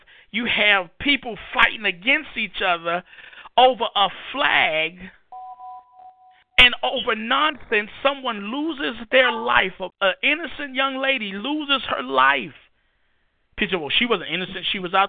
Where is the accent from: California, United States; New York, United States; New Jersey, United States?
New York, United States; New York City; moved away as an adult; also born or lived in Iraq; now in North Carolina, United States; I grew up in Harlem, New York City.